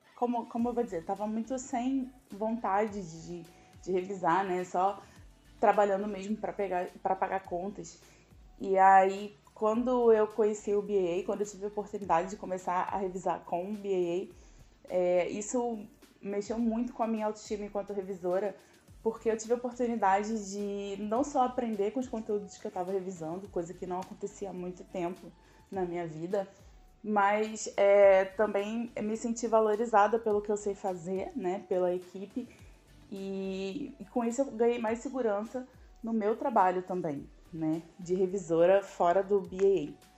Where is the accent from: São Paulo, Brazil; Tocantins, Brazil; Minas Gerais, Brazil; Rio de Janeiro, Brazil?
Rio de Janeiro, Brazil; eu tenho 36 anos e eu sou do Rio de Janeiro